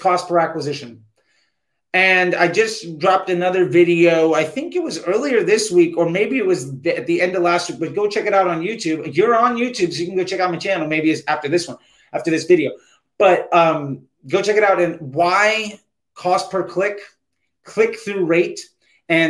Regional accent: United States; as an American

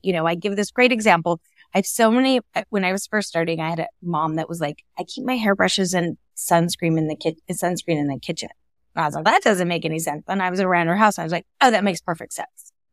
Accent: California, United States; I grew up in California.

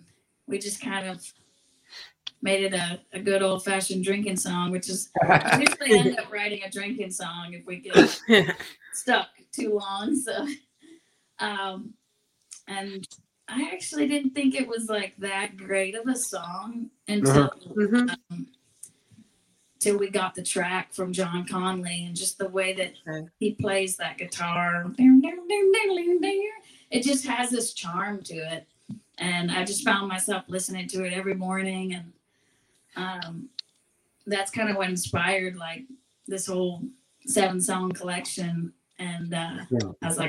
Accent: Seattle, Pacific Northwest, United States; I grew up in the Northwest

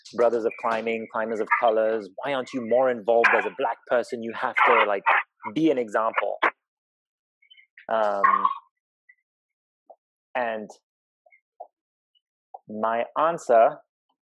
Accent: Zimbabwe; moved away; I grew up in Zimbabwe

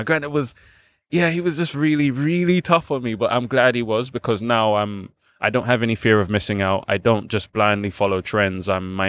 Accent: Balham, London, United Kingdom; So I was born in London, St. George's to be exact, so Tooting, not far from here. And then I grew up in Balham with my grandparents, my mom and my grandparents and my elder sister.

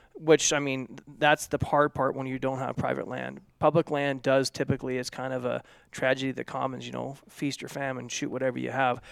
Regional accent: Oregon, United States; where I grew up in Oregon

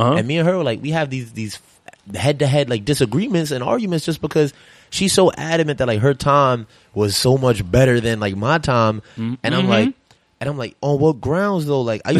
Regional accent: New York City, New York, United States; I'm from the Bronx.

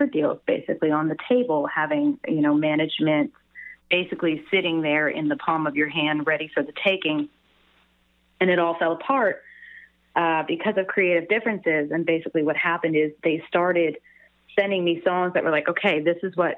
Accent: Canada; moved away as an adult; now in Nashville, United States; a Canadian musician in Nashville

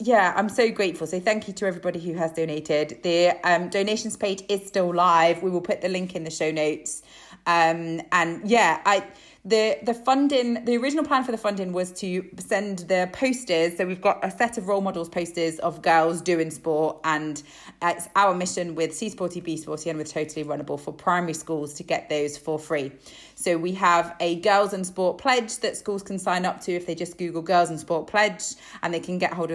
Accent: Isle of Man; moved away; growing up on the Isle of Man

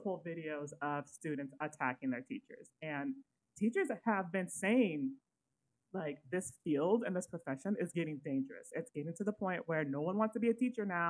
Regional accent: Sacramento, California, United States; I grew up in Sacramento, California.

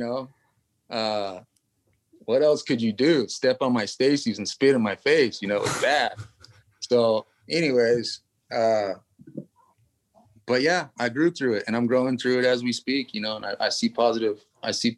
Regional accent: Lockeford, California, United States; also born or lived in Los Angeles, California; I'm from a small town in Northern California. I'm from Lockford

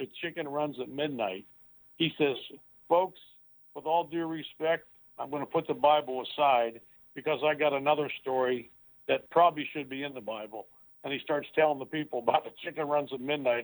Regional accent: Steubenville, Ohio, United States; I was born and raised in Steubenville, Ohio

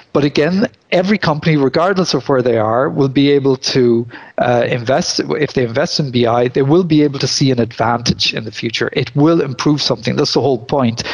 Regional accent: Ireland; moved away as an adult; also born or lived in Limerick, Ireland; now in Belgium; I come from Ireland originally. I'm now living in Belgium

